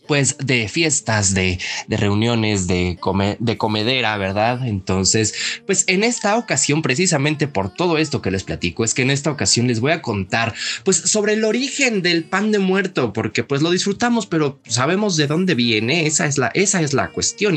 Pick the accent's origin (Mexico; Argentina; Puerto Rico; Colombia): Mexico; como mexicanos no perdamos nuestras tradiciones